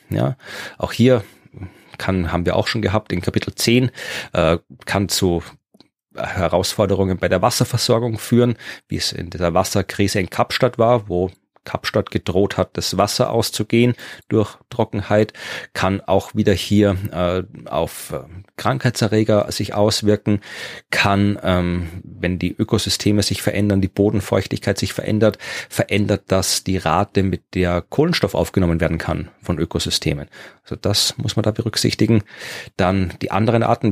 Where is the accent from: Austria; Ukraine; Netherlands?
Austria; Wachau, Lower Austria; in meiner Heimat in der Wachau